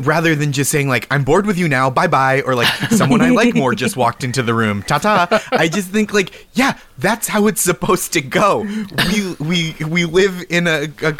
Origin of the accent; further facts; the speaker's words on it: Boston, Massachusetts, United States; now in New York City, United States; I grew up in Boston